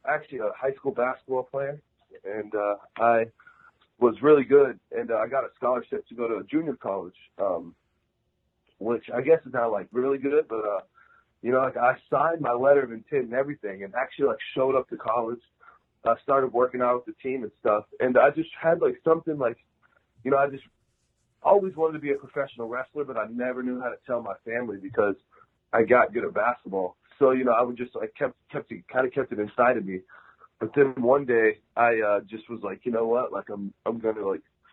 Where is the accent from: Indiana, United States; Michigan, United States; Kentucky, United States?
Kentucky, United States; Louisville; I grew up in Louisville